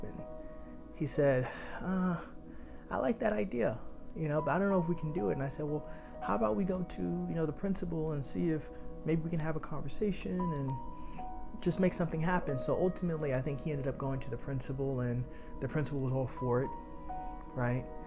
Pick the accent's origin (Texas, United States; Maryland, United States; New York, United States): New York, United States; New York City; born and raised in Harlem